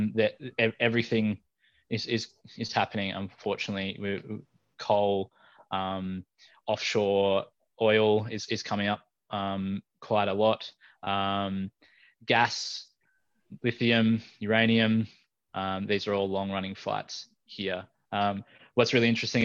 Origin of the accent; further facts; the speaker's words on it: Taree, New South Wales, Australia; moved away; also born or lived in Newcastle, New South Wales; I was raised up on Biripi country, you know, around Taree.